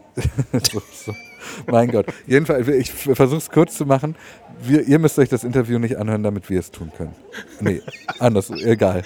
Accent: Swabia, Baden-Württemberg, Germany; wie wir bei uns im Schwabenland natürlich sagen, ein Geschmäckle

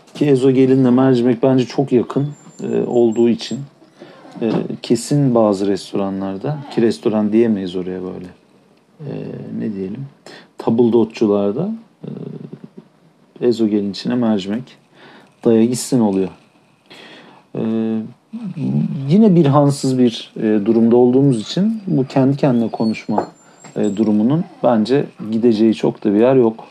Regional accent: Turkey; çünkü Türküz

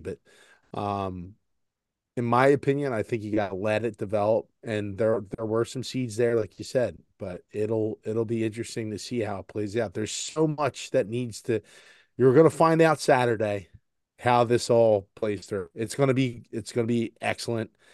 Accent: Philadelphia, Pennsylvania, United States; we're from Philadelphia this is blue collar

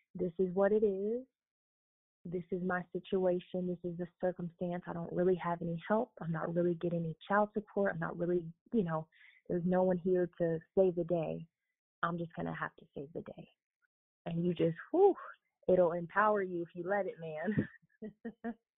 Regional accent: South Florida, United States; moved away as an adult; now in Fort Wayne, United States; I'm originally from South Florida

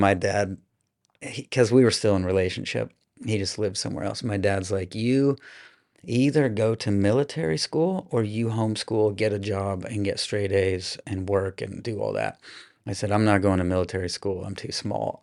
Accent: Des Moines, Iowa, United States; now in Austin, United States; I grew up in Iowa in, um, the Des Moines area, so capital city

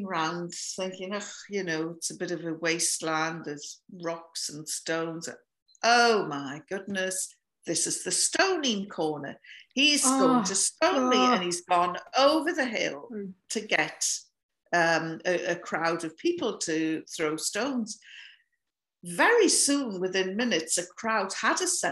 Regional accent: North East England, United Kingdom; now in Scotland; I come from the north of England by the Scottish border. I live in Scotland now, but this is where I come from.

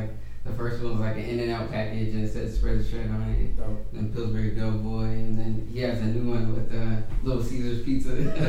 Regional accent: Berkeley, California, United States; also born or lived in Tracy, California; I grew up in Berkeley.

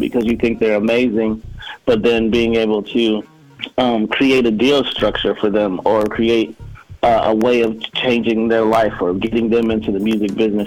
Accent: Chicago, Illinois, United States; I'm born and raised in Chicago, Illinois, but really outside of Chicago, like in Dalton and Harvey, you know, south suburbs

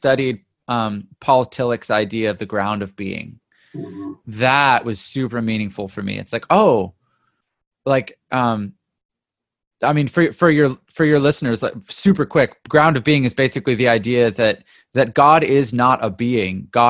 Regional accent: Ontario, Canada; also born or lived in Vancouver, British Columbia, Canada; now in California, United States; I was born in Vancouver, but mostly grew up in Ontario

